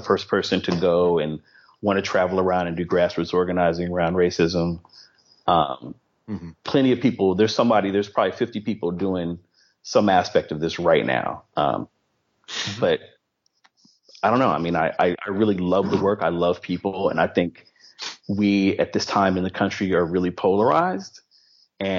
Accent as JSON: {"language": "English", "town": "East Palo Alto", "region": "California", "country": "United States", "tie": "born or raised there", "said": "I grew up in East Palo Alto in Philadelphia, East Palo Alto, California"}